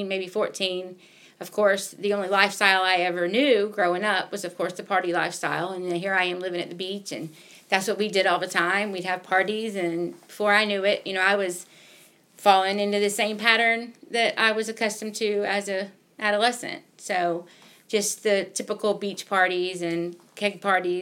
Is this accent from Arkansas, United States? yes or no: no; Jacksonville, Florida, United States; born or raised there; moved away as an adult; now in Milledgeville, United States